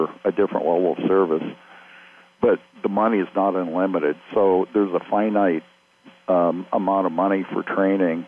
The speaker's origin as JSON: {"language": "English", "region": "Iowa", "country": "United States", "tie": "born or raised there", "said": "I grew up around Iowa, but in foster homes and institutions. So I was in 13 foster homes and 3 institutions growing up."}